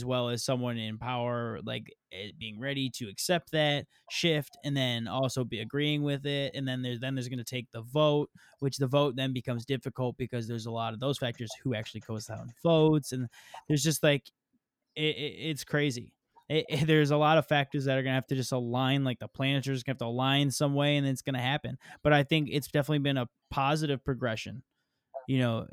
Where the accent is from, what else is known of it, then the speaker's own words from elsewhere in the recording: Michigan, United States; I'm from Michigan